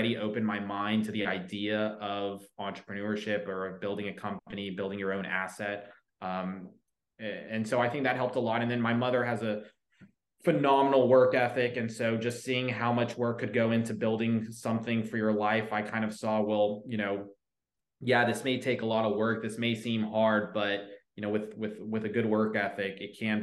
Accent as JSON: {"language": "English", "town": "Coppell", "region": "Texas", "country": "United States", "tie": "born or raised there", "said": "Dallas, Texas area, it's a suburb about 25 minutes out of downtown Dallas called Coppell"}